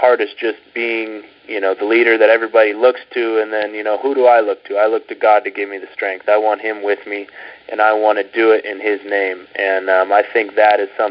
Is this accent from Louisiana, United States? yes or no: no; Southern California, United States; I've been born and raised in Southern California